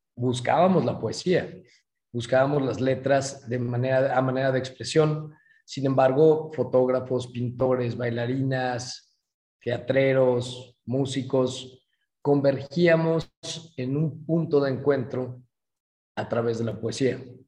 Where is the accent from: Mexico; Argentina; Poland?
Mexico; Guadalajara, Jalisco; moved away as an adult; now in San Miguel de Allende, Mexico; mi ciudad natal, Guadalajara